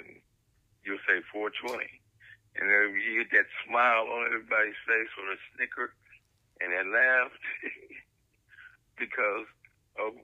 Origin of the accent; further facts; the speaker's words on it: Cleveland, Ohio, United States; also born or lived in Cincinnati, Ohio; I was born in Cincinnati and raised in Cleveland